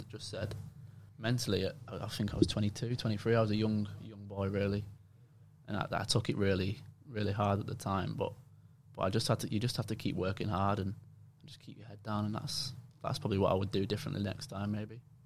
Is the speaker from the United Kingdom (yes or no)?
yes; England, United Kingdom; moved away as an adult; now in Australia; that's my accent